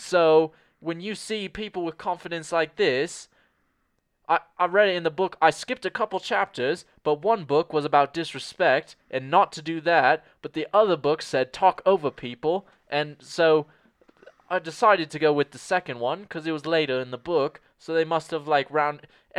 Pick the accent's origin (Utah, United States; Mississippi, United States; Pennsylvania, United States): Mississippi, United States; also born or lived in London; Here's the thing. I come from Mississippi, right?